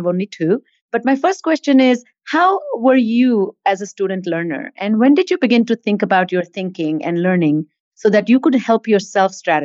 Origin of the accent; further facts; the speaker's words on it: Mumbai, Maharashtra, India; also born or lived in Boston; now in Atlanta, United States; I grew up in India